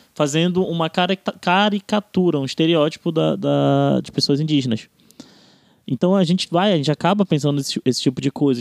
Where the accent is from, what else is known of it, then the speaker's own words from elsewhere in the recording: Amapá, Brazil; eu, por exemplo, que venho do Amapá